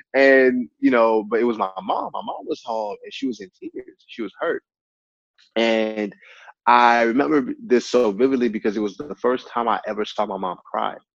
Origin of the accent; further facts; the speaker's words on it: Texas, United States; also born or lived in Nigeria; being a Nigerian American man that moved to America, I think that I eventually found my purpose and passion as a community builder because of the community that I've grown in in Texas